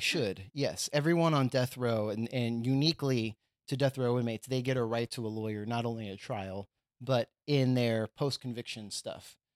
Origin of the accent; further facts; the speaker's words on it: Texas, United States; moved away; I'm from Texas